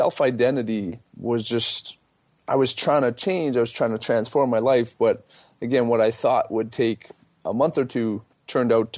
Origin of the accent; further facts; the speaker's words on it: Vancouver, British Columbia, Canada; also born or lived in Whistler; I'm from Vancouver, Canada